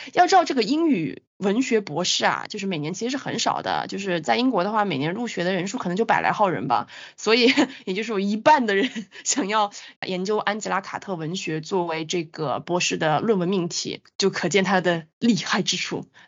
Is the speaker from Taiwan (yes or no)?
no; China; 我们中国人